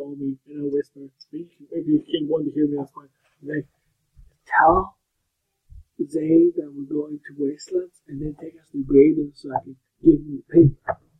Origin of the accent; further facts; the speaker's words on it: Kentucky, United States; We're from Kentucky, it's cool. Actually, I'm not even from Kentucky, I was from Kentucky, I'll be hilarious, but. I need to hide my accent.